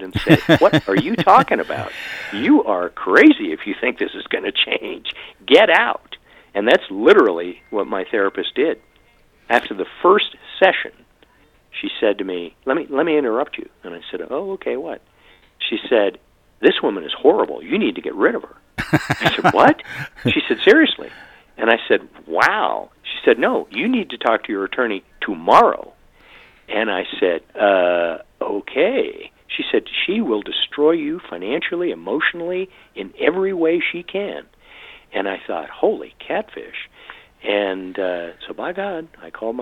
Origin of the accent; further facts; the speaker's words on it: Great Falls, Montana, United States; the town I grew up in Montana. And that town is home to Malmstrom Air Force Base